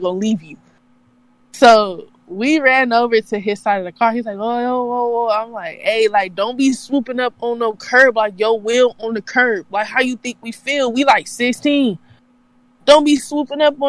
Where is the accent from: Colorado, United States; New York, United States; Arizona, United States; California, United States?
California, United States; I like being from Cali because I'm from California